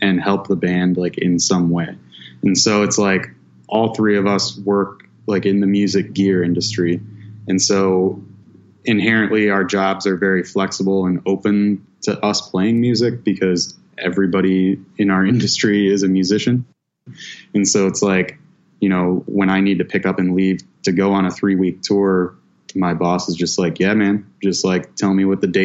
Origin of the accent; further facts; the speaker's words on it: Lexington, Michigan, United States; also born or lived in Port Huron, Michigan; There's like a little kind of resort town called Lexington, Michigan. And that's originally where I'm from.